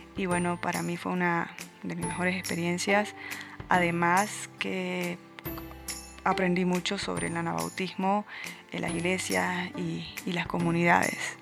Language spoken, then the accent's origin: Spanish; Santiago de Chiquitos, Santa Cruz, Bolivia; soy boliviana, tengo 32 años y vengo de Santiago de Chiquitos, que es un pueblo pequeño, hermoso, que se encuentra en el oriente boliviano.